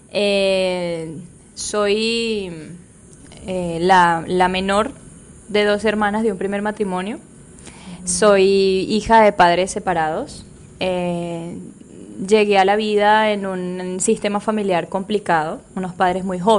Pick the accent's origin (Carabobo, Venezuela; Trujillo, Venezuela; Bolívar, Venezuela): Trujillo, Venezuela; born there; also born or lived in Valencia, Venezuela; Yo nací en Venezuela, en el estado Trujillo